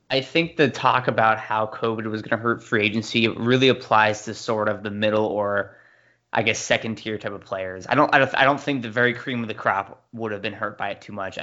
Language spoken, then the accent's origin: English; San Diego, California, United States; I grew up in San Diego